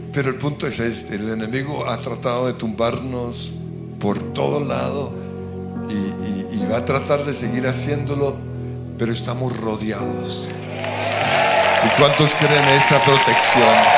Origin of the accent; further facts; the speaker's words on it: Colombia; hoy como colombianos